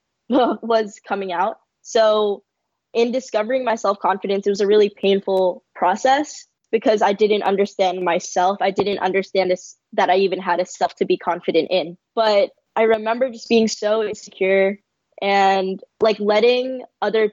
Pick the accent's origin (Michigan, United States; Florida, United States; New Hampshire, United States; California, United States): California, United States; San Francisco; I grew up in San Francisco in a predominantly East Asian area